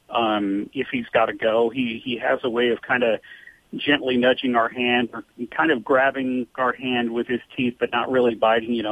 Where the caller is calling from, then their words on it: Alpine, California, United States; Uh, Alpine, California.